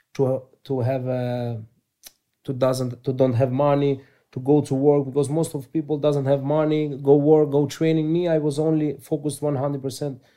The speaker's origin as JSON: {"language": "English", "town": "Thessaloniki", "region": "Central Macedonia", "country": "Greece", "tie": "born or raised there", "also_born_or_lived": "Albania", "second_language": "English", "said": "I born in Albania, but I grew up in Greece, in Thessaloniki"}